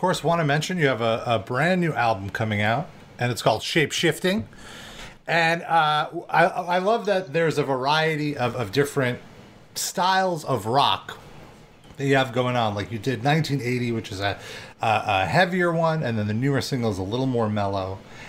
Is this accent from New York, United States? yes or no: yes; Brooklyn, New York, United States; Always exciting to speak to a fellow New Yorker. We are all from Brooklyn.